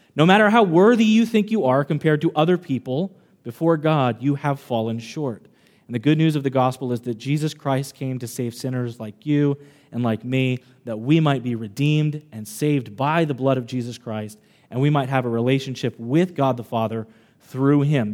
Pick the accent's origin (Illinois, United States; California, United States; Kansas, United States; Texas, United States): Kansas, United States; now in Long Island, United States; I'm not originally from Long Island. I grew up in Kansas